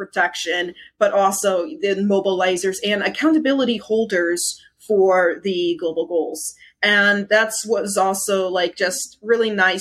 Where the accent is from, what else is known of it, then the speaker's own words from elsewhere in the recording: United States; the only American among the finalists